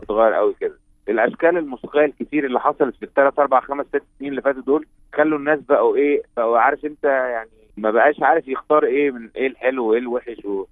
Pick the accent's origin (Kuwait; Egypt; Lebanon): Egypt; احنا عندنا في مصر